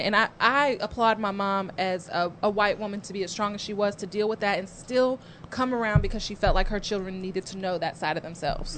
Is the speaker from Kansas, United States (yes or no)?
yes; Lawrence, Kansas, United States; I grew up in Lawrence, Kansas